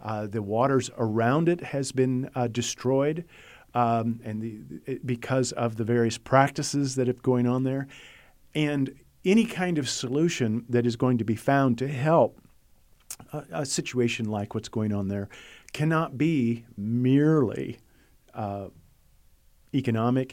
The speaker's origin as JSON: {"language": "English", "country": "United States", "said": "I'm an American who lives in a first world environment"}